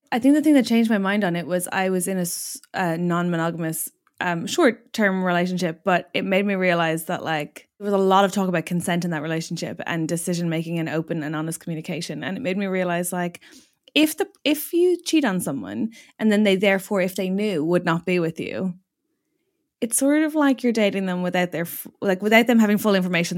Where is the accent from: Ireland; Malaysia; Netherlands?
Ireland; now in United Kingdom; being an Irish person in the U K